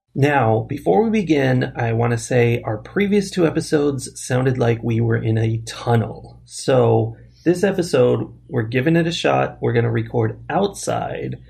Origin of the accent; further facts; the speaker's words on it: United States; we're Americans